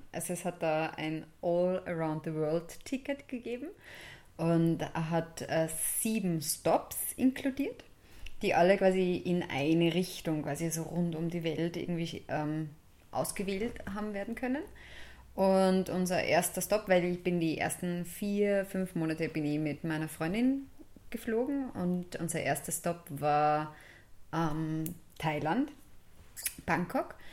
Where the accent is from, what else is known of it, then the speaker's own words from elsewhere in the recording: Steyr, Upper Austria, Austria; also born or lived in Kirchdorf an der Krems / St. Blasien bei Bad Hall; Ja, also ich bin in Kirchdorf an der Krems geboren, bin dann in der Stadt Steyr die ersten sechs Jahre aufgewachsen und sind dann nach St. Blasien bei Bad Hall übersiedelt.